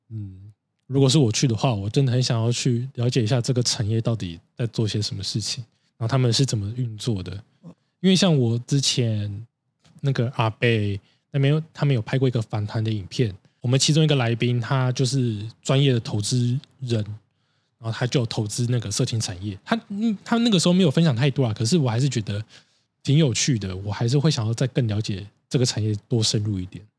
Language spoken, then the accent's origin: Chinese; Taiwan; 我们台湾人